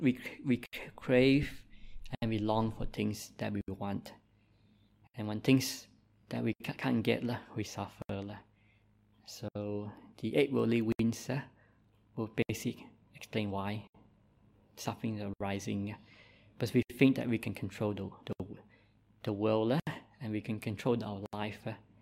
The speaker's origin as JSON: {"language": "English", "country": "Malaysia", "tie": "born there", "accent": "Malaysian", "second_language": "English", "said": "I make my English improve now, but I was born in Malaysia, so I have a Malaysian accent, and sometimes my English and writing is not that perfect."}